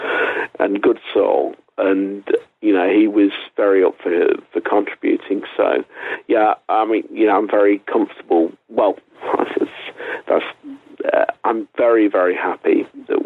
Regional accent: England, United Kingdom; I'm an English writer

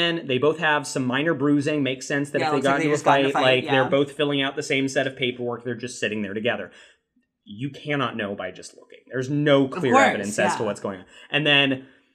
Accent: United States; as an American

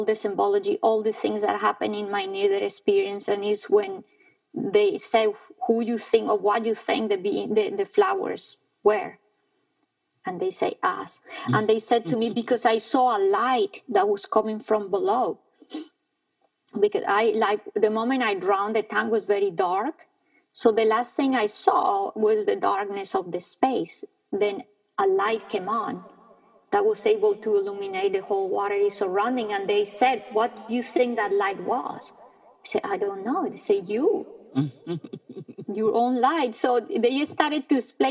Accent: Bogotá, Colombia; I was born in Bogota, high up in the Andes

